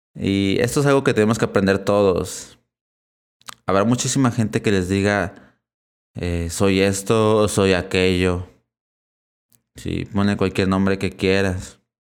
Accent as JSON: {"language": "Spanish", "region": "Puebla", "country": "Mexico", "tie": "born or raised there", "said": "He encarnado en México, en la ciudad de Puebla, así que soy catalogado como mexicano."}